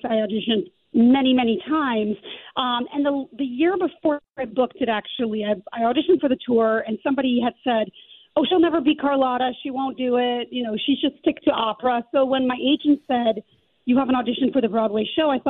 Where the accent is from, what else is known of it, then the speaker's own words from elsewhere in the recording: Calgary, Alberta, Canada; moved away as an adult; also born or lived in New York; But I grew up in Calgary, and I studied there